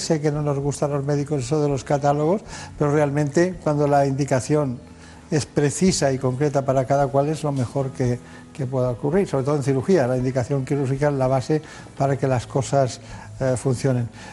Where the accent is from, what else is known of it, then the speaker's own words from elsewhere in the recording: Mallorca, Balearic Islands, Spain; en mi tierra, mi tierra en Mallorca